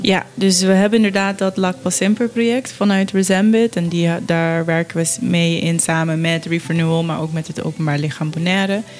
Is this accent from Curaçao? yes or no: yes; Curaçao; ik ben op Curaçao opgegroeid en ook rond vissers